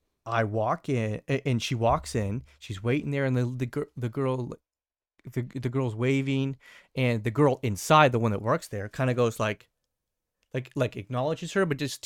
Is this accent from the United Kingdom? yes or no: no; Canada; I do love Canadian Tire as Canadian.